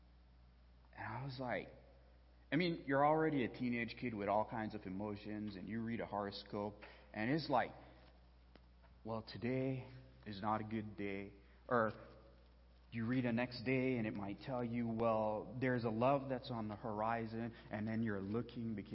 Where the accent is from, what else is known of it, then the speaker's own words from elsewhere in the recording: Belize; moved away; There's only one theater where I was born and raised back in Belize